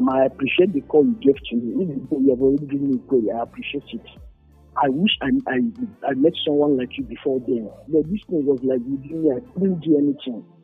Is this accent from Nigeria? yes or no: yes; Imo, Nigeria; Because they know I'm from Imo State.